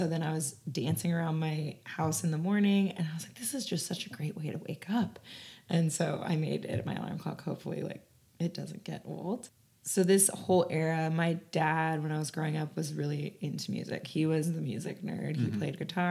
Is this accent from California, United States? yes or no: yes; Newport Beach, California, United States; moved away as an adult; also born or lived in Boulder, Colorado / Denver, Colorado / Austin, Texas; I grew up in Orange County in Newport Beach, California